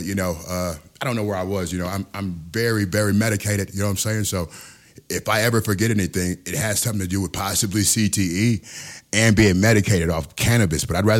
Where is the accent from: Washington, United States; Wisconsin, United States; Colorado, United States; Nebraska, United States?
Wisconsin, United States; Milwaukee; I came here from Milwaukee, Wisconsin, man.